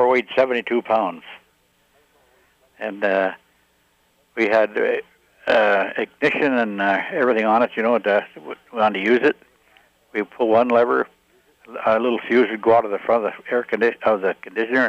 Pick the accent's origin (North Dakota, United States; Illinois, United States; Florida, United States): North Dakota, United States; Grand Forks; moved away as an adult; now in Minnesota, United States; I was born in Grand Forks, North Dakota